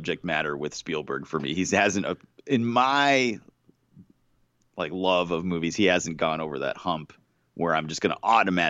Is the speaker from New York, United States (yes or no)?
no; Massachusetts, United States; I grew up in Massachusetts. I still live in Massachusetts, and I've been to Martha's Vineyard